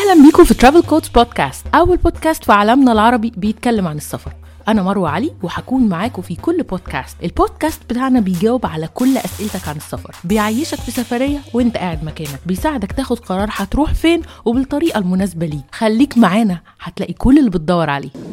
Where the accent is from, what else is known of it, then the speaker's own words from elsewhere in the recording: Egypt; بالنسبه لينا كمصريين